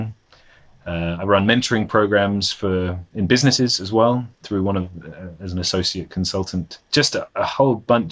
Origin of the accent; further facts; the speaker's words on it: London, United Kingdom; moved away as an adult; now in Copenhagen, Denmark; I'm from London. So London was my hometown